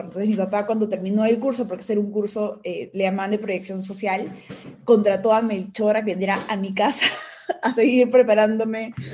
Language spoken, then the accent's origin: Spanish; Peru; soy una peruana